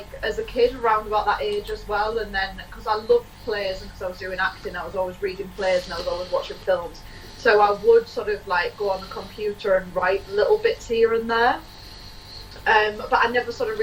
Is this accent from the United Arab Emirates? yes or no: no; Teesside, North East England, United Kingdom; now in Manchester, United Kingdom; I'm originally from Teesside, but now live in Manchester.